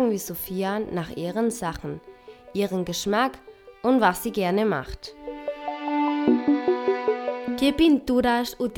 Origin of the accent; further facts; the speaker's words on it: Burgos, Castile and León, Spain; Soy de España, Burgos.